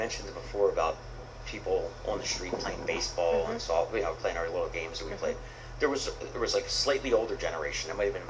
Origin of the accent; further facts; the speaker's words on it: Philadelphia, Pennsylvania, United States; I grew up in Feltonville in the 70s